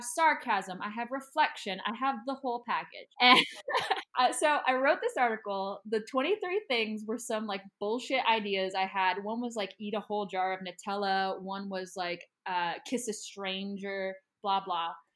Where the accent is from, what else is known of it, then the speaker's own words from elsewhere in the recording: United States; moved away; I always say American too